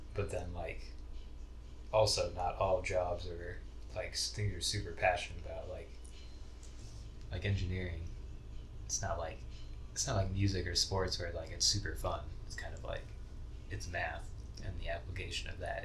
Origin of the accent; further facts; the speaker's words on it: Idaho, United States; moved away as an adult; I moved here from Idaho. I went to high school in Idaho.